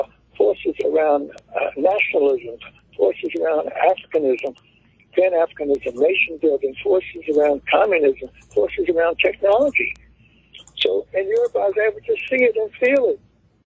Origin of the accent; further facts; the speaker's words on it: United States; I'm black American.